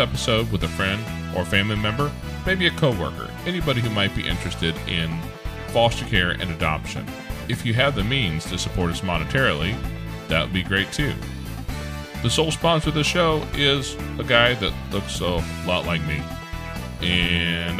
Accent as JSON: {"language": "English", "town": "St. Louis", "region": "Missouri", "country": "United States", "said": "we're from the St. Louis area"}